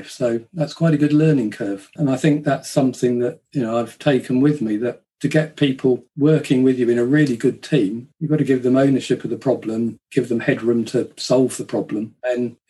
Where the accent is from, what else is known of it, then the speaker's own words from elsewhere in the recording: Kent, South East England, United Kingdom; I grew up in Kent